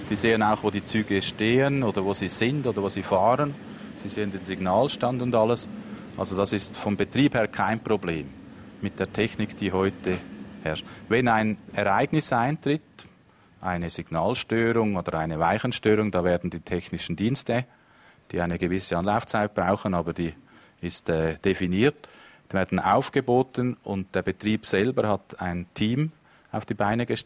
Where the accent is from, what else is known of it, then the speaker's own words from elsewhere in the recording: Zurich, Switzerland; now in Baden, Switzerland; Also ich wohne in der Gegend. Das ist meine Heimat jetzt. Obwohl ich aus dem Zürich Biet komme, aber wir leben jetzt hier mit unserer Familie.